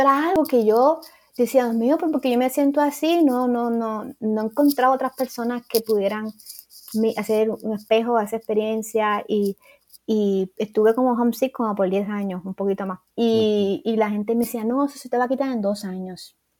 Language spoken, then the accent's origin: Spanish; Puerto Rico; moved away; yo vine de Puerto Rico para acá